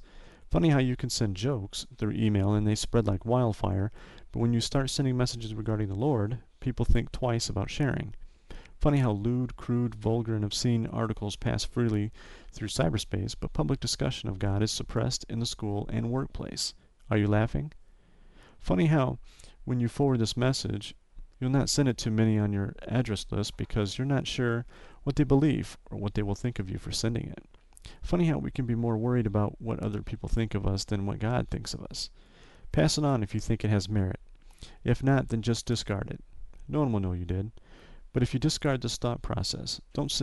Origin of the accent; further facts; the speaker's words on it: Northwest Indiana, United States; my hometown here in Northwest Indiana